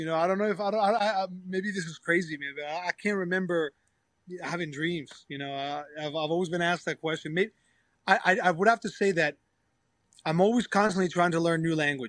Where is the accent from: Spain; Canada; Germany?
Spain; English is a second language; I have my own accent from my own province down south. And then you go to Madrid and you lose your accent